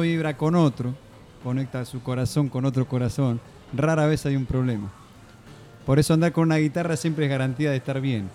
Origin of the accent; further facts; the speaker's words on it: Mar del Plata, Buenos Aires Province, Argentina; yo soy de Mar del Plata